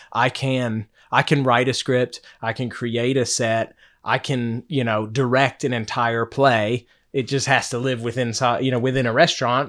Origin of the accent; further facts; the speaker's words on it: Henderson, Kentucky, United States; now in Charleston, United States; I'm from Henderson, Kentucky. So it's in the western part of Kentucky.